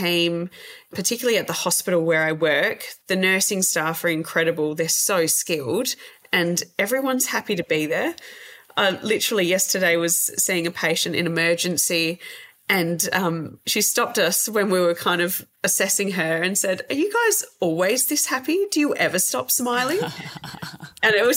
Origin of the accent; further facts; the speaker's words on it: Perth, Western Australia, Australia; moved away as an adult; also born or lived in Bunbury, Western Australia; now in Manjimup, Australia; whenever I go back up to Perth, which I do fairly frequently to visit family and friends